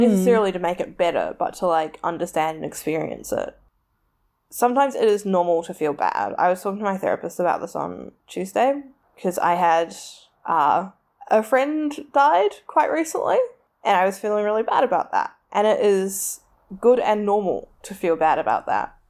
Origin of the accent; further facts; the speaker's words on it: Tauranga, Bay of Plenty, New Zealand; it's where I'm from, it's the largest port around, like, it does good, it creates a lot of jobs, my hometown